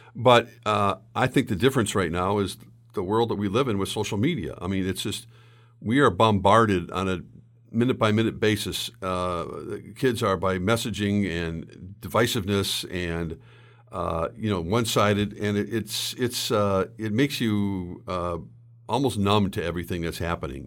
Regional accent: St. Louis Park, Minnesota, United States; I grew up in Saint Louis Park.

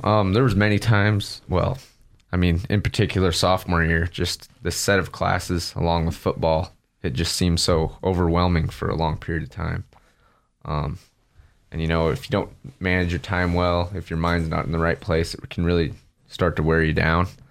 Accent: Riggins, Idaho, United States; also born or lived in Nampa, Idaho / Middleton, Idaho; family moved up there. And that's where I spent the rest of my childhood and high school

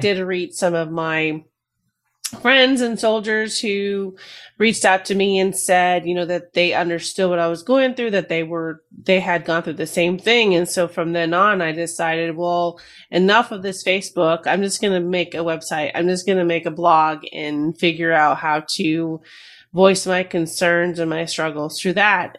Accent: New Jersey, United States; Both my parents are from Peru, and I was born in Jersey

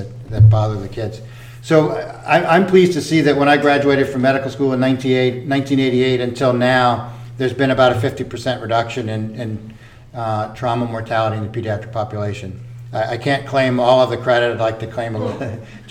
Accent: Louisiana, United States; moved away; I grew up in Louisiana

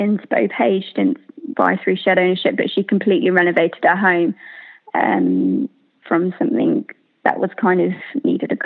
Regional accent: Hampshire, South East England, United Kingdom; I'm from Hampshire

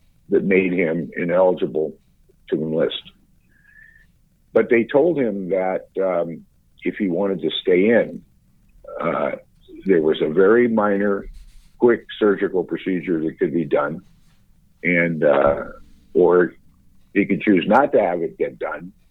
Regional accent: Falls Church, Virginia, United States; also born or lived in Washington, D.C.; I grew up initially in Washington, D.C., which is where I was born. Then when I was, maybe 5 or 6, we moved out to suburban Virginia, to what was then a little tiny village, I guess you'd say, called Falls Church

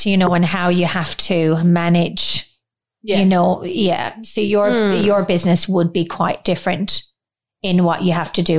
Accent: Ireland; now in Australia; we're both Irish, so we don't have any family here.

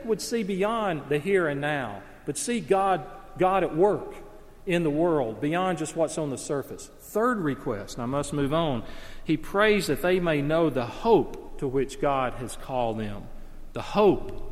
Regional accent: the South, United States; I grew up in the South

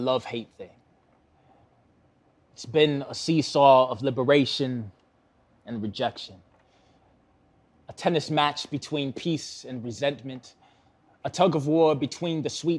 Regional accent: Milwaukee, Wisconsin, United States; Born and raised in Milwaukee, still live in Milwaukee.

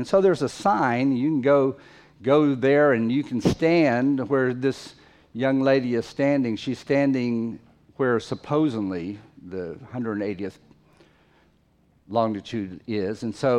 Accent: Fiji; Most of you, or many of you, know that I grew up in the Fiji Islands several years of my life, and as an adult lived there a long time.

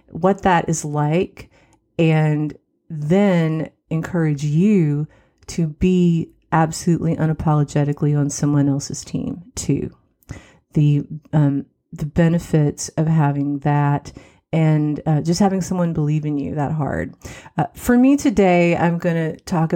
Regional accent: West Virginia, United States; also born or lived in Morris, Illinois / Joliet, Illinois; Our mom and dad's parents were in West Virginia, which is where we ended up moving back to.

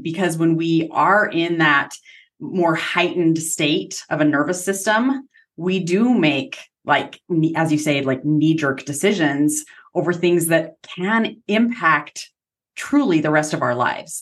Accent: Utah, United States; I'm from Utah

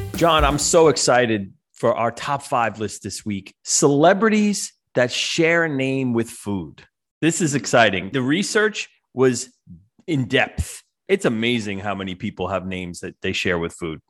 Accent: New York, United States; I was a big hip hop kid growing up in New York in the seventies and the eighties

